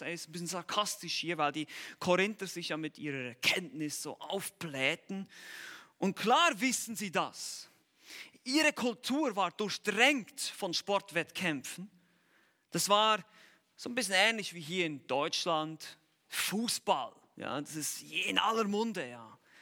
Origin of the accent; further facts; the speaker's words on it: Switzerland; wir Schweizer